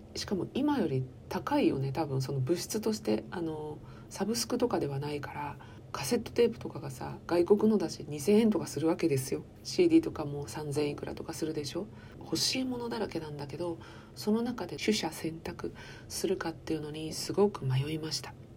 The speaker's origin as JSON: {"language": "Japanese", "region": "Chiba", "country": "Japan", "said": "私は千葉県民なんですけれども"}